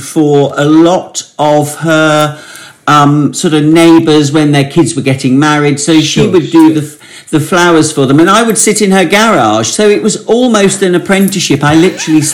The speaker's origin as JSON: {"language": "English", "town": "Warwick", "region": "West Midlands", "country": "United Kingdom", "tie": "born or raised there", "said": "I was born and brought up in Warwick, in hometown where my parents still live"}